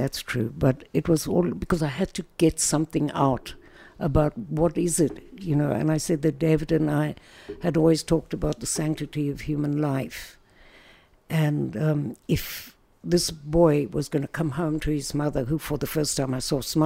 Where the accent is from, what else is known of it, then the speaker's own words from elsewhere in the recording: South Africa; moved away as an adult; now in Israel; we went back to South Africa, where I come from, obviously. Can't miss my accent, although the Americans think I'm British.